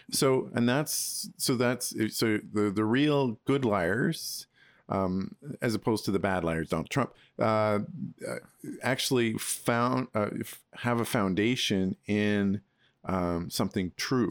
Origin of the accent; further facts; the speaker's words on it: Alberta, Canada; moved away as an adult; also born or lived in Spruce Grove / Toronto; I grew up in Alberta